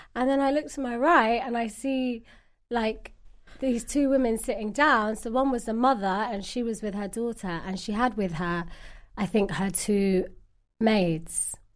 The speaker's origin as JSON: {"language": "English", "region": "London", "country": "United Kingdom", "said": "I'm from London, originally Somalian"}